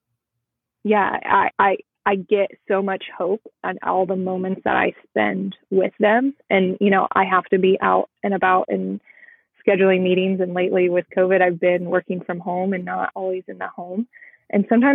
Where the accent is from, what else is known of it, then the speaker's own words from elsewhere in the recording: Midwest, United States; I'm Midwest or from the Midwest